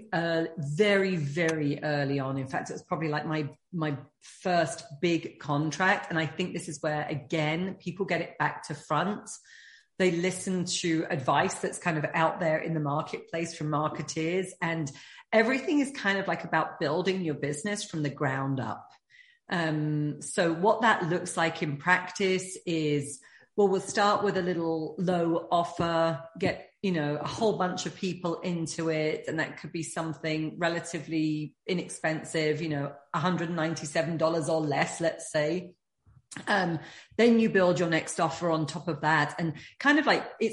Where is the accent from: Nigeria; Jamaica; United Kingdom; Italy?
United Kingdom; being British